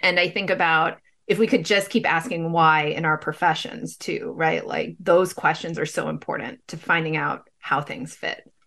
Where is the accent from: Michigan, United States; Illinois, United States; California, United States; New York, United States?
California, United States; Pasadena; now in Bay Area, United States; growing up, right, in Pasadena